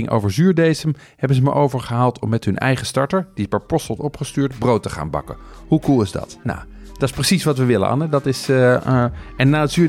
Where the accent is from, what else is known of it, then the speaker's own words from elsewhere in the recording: Amsterdam, North Holland, Netherlands; als Amsterdammer denk je eigenlijk dat, dat er buiten de ring niet zoveel gebeurt.